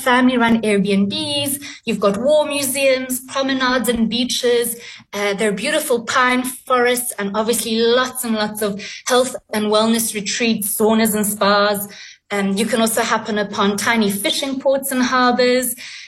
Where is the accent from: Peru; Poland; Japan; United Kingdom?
Poland; born or raised there; now in South Africa